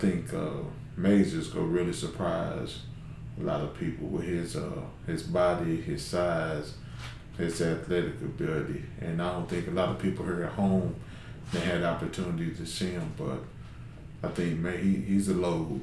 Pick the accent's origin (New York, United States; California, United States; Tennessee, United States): Tennessee, United States; Knoxville; moved away as an adult; also born or lived in Gallatin, Tennessee; now in Russell County, Kentucky, United States; I'm originally from Knoxville, Tennessee, and I've been playing basketball ever since I was 5-6 years old. So I graduated from Austin East High School out of Knoxville.